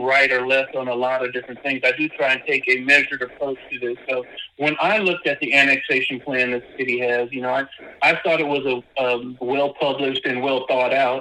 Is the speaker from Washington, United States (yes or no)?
no; Mississippi, United States; I grew up in Mississippi